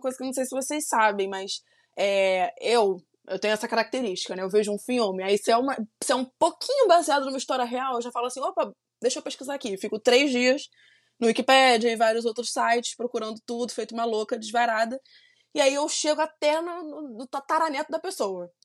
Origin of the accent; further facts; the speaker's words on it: Brazil; Apesar de eu não ser dos Estados Unidos, eu sou brasileira